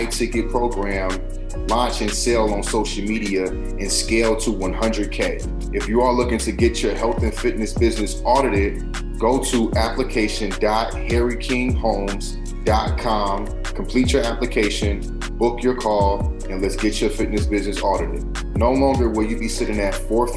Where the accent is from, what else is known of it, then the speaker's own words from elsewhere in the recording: Chicago, Illinois, United States; I'm from Chicago